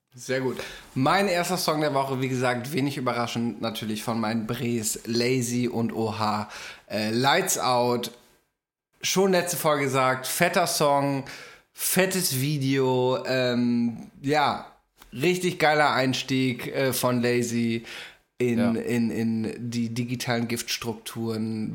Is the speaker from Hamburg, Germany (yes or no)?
yes; Hamburg, Germany; Weiß ich als Hamburger